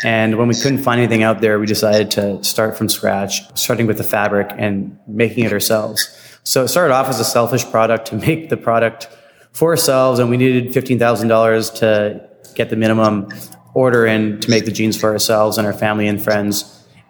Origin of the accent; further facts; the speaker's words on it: Vancouver, British Columbia, Canada; from Vancouver, BC. I like to think we don't have as a strong accent as our friends out in the East. Yeah, we are definitely Canadian